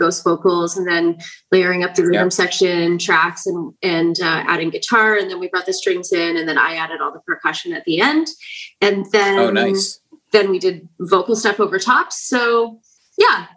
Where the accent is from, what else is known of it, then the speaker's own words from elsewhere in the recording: Brandon, Manitoba, Canada; now in Prince Edward Island, Canada; I grew up in Brandon